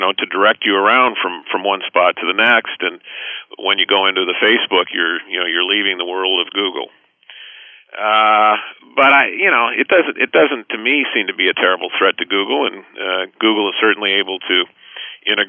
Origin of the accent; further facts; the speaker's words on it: Los Angeles, California, United States; I grew up in Los Angeles